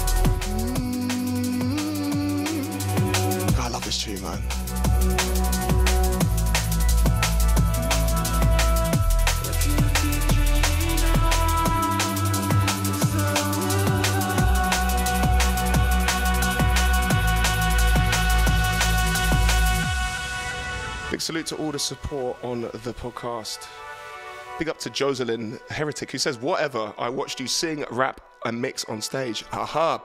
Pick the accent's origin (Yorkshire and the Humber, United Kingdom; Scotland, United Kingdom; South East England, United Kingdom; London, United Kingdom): South East England, United Kingdom; Horsham; my hometown in Horsham